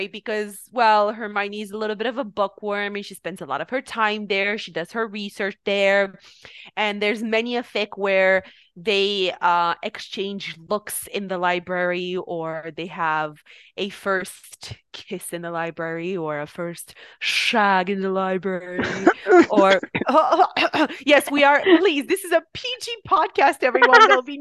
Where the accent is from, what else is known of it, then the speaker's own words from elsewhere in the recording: Romania; moved away; We are both from Romania. And uh, one thing we did in Romania while we were going to school